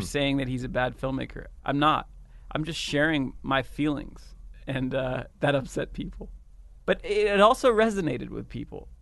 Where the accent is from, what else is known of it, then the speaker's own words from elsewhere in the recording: United States; still identify as American